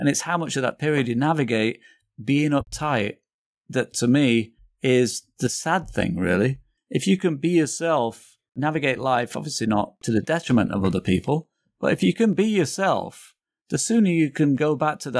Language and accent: English; England, United Kingdom; moved away as an adult; also born or lived in Manchester; now in New York, United States; I'm English